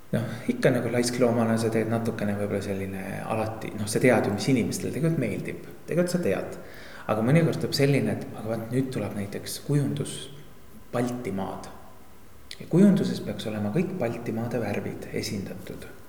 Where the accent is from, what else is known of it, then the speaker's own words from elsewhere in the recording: Tori, Pärnu County, Estonia; mina olen alles kaheksanda põlve torilane